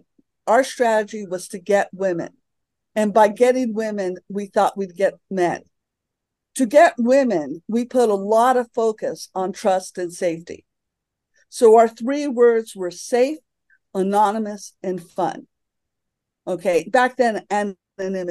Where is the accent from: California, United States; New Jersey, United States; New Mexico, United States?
New Mexico, United States; Santa Fe; moved away; also born or lived in Alameda / San Francisco; I bought a house in Santa Fe, where I live now, which is my hometown.